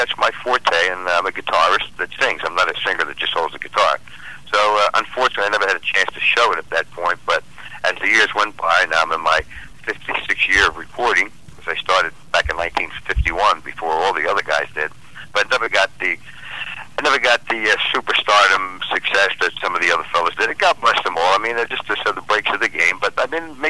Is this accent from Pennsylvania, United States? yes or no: yes; Philadelphia, Pennsylvania, United States; born and raised in Philadelphia